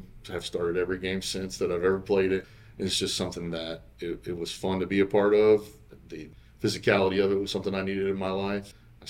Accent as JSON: {"language": "English", "town": "Bunnell", "region": "Florida", "country": "United States", "said": "I'm from Bunnell, Florida"}